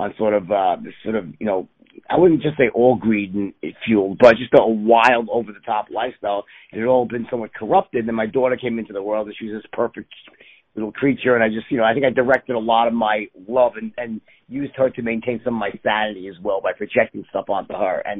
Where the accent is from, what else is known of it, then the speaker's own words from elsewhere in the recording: New York City, New York, United States; I was born in New York City